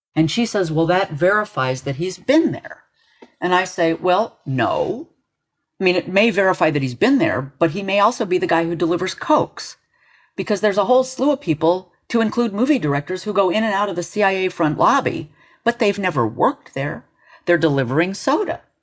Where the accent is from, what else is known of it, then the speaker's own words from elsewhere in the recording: Los Alamos, New Mexico, United States; I was born in Los Alamos